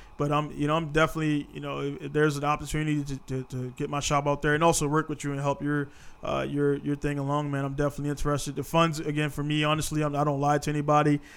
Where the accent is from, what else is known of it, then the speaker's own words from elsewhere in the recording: United States; now in Japan; I'm American.